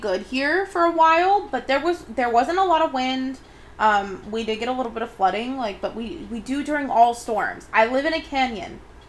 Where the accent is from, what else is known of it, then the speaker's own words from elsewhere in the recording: Southern California, United States; we are from Southern California.